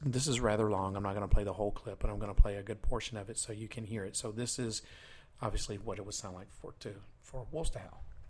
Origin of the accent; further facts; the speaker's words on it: the South, United States; I was born and raised in the South